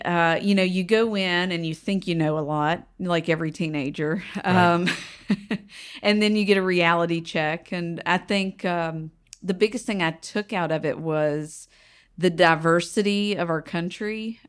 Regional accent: Kings Mountain, North Carolina, United States; I grew up in Kings Mountain, North Carolina. So right down the mountain. It's the last mountain before there's no more mountains

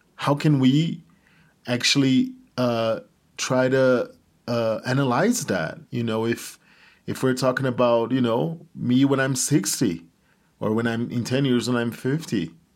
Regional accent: Brazil; moved away as an adult; also born or lived in China; now in Bogota, Colombia; I was born in Brazil

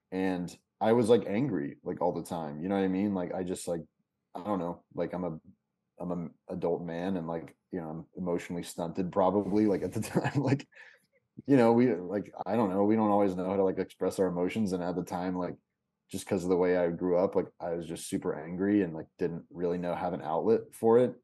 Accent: Kentucky, United States; moved away as an adult; also born or lived in Lexington / Chicago; I'm from Kentucky originally

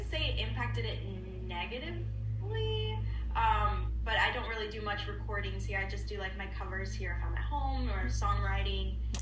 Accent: Florida, United States; also born or lived in San Juan, Puerto Rico; growing up in Florida, the weather. I was originally born in San Juan, Puerto Rico, so it's very hot over there. So when I moved to Florida at such a young age

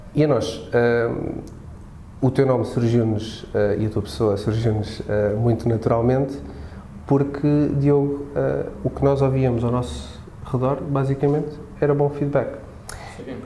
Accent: Lisbon, Portugal; also born or lived in Madeira; sou madeirense, vivo há muitos anos aqui em Lisboa, praticamente desde o meu primeiro mês de vida

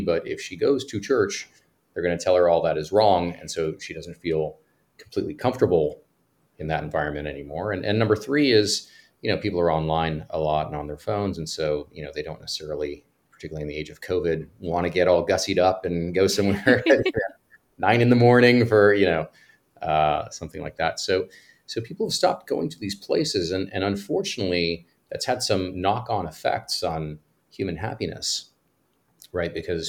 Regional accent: Cyprus; moved away; also born or lived in Greece; I grew up in, I was born in Greece, and I grew up on an island called Cyprus in the Eastern Mediterranean.

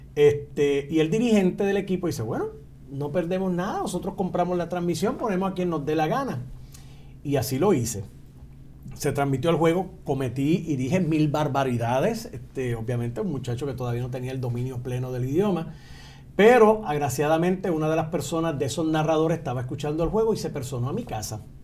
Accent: Utuado, Puerto Rico; en mi pueblo de Utuado

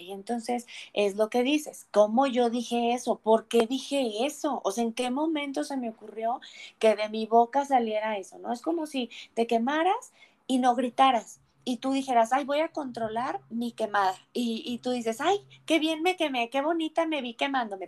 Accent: Durango, Mexico; moved away; also born or lived in Puebla; yo nací en Puebla, pero yo crecí en la ciudad de Durango

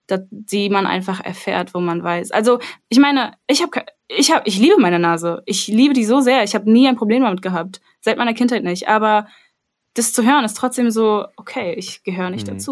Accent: Armenia; dass ich sage, ich bin Armenierin und Leute sind so, ah ja, okay, ja, klar, kenne ich.

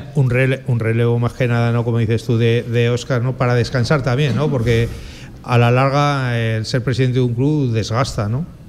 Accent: Aragon, Spain; soy aragonés

